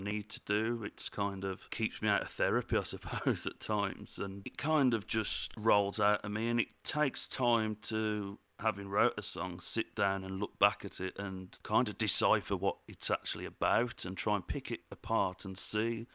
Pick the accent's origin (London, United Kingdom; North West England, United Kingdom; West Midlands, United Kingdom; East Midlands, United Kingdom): West Midlands, United Kingdom; Cannock; I'm from Cannock.